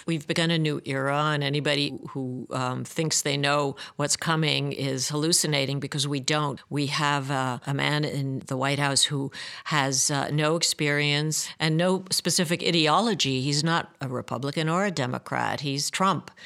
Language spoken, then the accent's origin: English; Budapest, Hungary; I grew up in Budapest